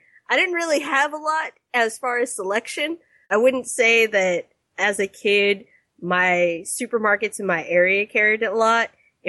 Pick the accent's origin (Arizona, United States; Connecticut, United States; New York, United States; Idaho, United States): Arizona, United States; also born or lived in Inglewood, California / Texas; I was actually born in Inglewood, California. Inglewood. Anyway, I won't do any further than that. I was raised in Arizona. Phoenix, Mesa, Tempe, you kind of bounce around.